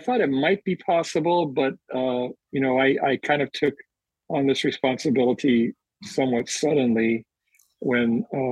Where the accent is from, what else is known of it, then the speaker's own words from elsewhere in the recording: Hawaii, United States; also born or lived in Berkeley, California / Lanikai / Enchanted Lakes; I was born in the Bay Area, raised in Hawaii.